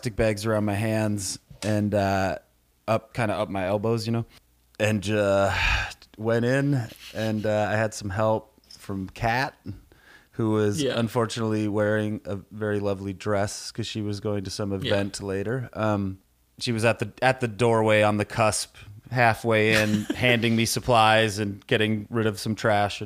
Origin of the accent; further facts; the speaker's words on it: Minnesota, United States; I grew up in Minnesota